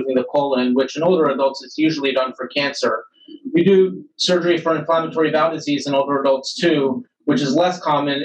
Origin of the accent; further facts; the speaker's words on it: Philadelphia, Pennsylvania, United States; moved away as an adult; also born or lived in St. Louis, Missouri; now in Cleveland, United States; I'm originally from Philadelphia, Pennsylvania